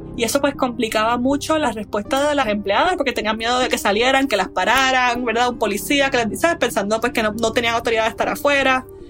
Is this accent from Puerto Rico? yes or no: yes; Puerto Rico; como mujer puertorriqueña